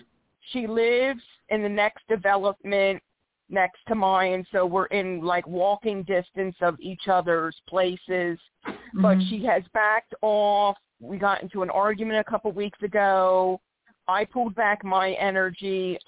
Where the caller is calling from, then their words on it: Philadelphia, Pennsylvania, United States; I'm calling from Philadelphia, PA.